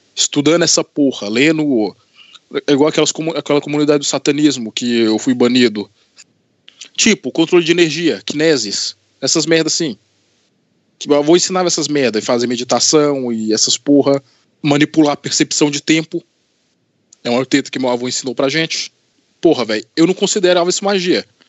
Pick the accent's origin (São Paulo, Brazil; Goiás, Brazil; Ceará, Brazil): Goiás, Brazil; Anápolis; also born or lived in Governador Valadares, Minas Gerais / Divinópolis, Minas Gerais; eu mudei para Anápolis, Goiás, para casa do meu avô